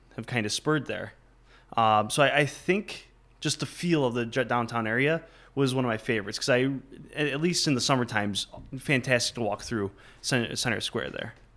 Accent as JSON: {"language": "English", "town": "Batavia", "region": "New York", "country": "United States", "also_born_or_lived": "Buffalo, New York / Fredonia, New York", "moved": "as an adult", "lives_now": "Plattsburgh, United States", "said": "I'm actually originally from Batavia, New York"}